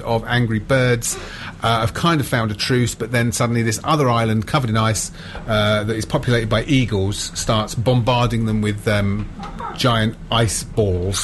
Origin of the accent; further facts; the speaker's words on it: Luton, East of England, United Kingdom; I grew up in Luton in the 1980s